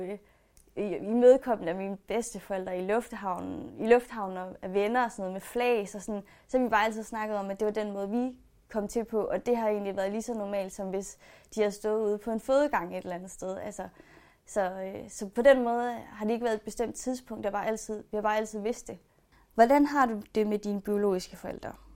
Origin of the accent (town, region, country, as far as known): Denmark; born or raised there; also born or lived in China